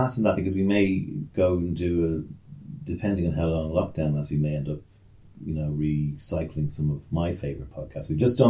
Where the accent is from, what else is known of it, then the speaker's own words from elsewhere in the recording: Leinster, Ireland; accent: South County Dublin; Yeah, my accent is South County Dublin. Has spent an awful lot of time in Asia. I spent a lot of time in Asia slowing it down because people couldn't understand me because I spoke too quickly. Then I went to Australia, so I got a bit of that.